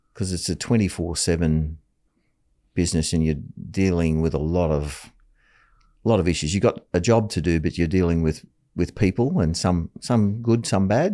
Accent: Taree, New South Wales, Australia; moved away as an adult; also born or lived in Sydney; I moved back to my hometown, Atari, and worked as a clerk for the local council

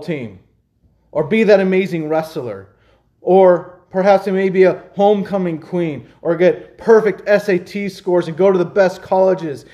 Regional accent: United States; In America, as American Christians

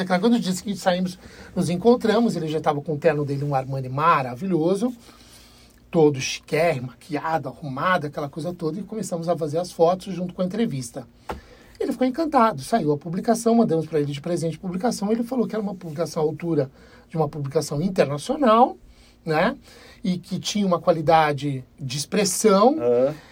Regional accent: Brazil; somos brasileiros

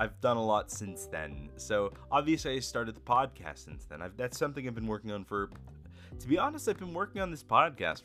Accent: near Tampa, Florida, United States; I'm from Florida. I'm from near Tampa.

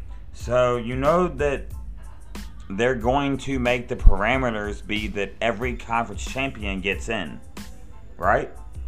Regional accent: Ohio, United States; I'm from Ohio, right?

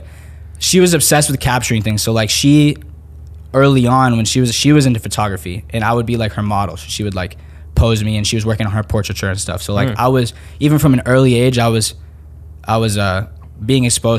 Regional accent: Panama City, Panama; born there; And, like I was born in Panama City, in Panama a year after that.

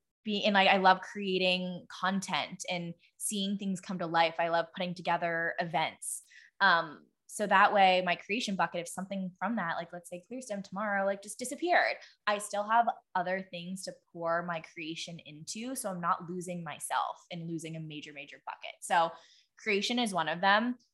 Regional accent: Pittsburgh, Pennsylvania, United States; I grew up in Pittsburgh

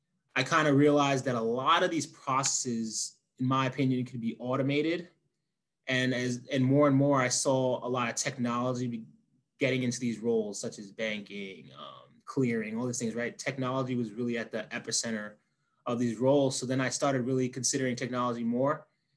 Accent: New York City, New York, United States; currently the chief of staff at Adaptix. Born and raised in New York City, kind of moving around a lot currently during these times

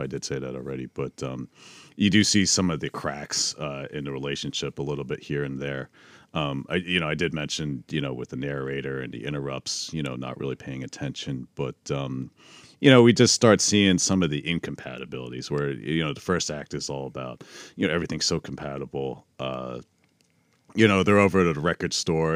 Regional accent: East Coast, United States; we're from the East Coast

